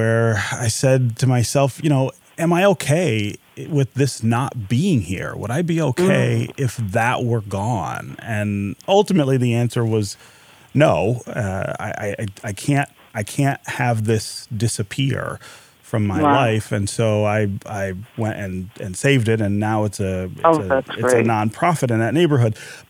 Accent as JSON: {"language": "English", "town": "Detroit", "region": "Michigan", "country": "United States", "tie": "born or raised there", "said": "the house where my family lived when I was born here in Detroit"}